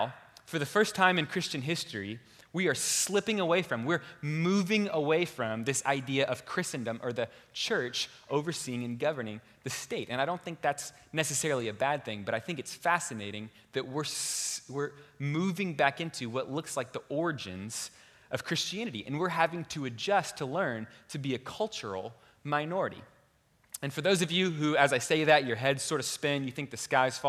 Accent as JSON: {"language": "English", "town": "Houston", "region": "Texas", "country": "United States", "tie": "born or raised there", "moved": "as an adult", "lives_now": "Boston, United States", "said": "I'm from Houston, Texas, and I consider myself a true Texan"}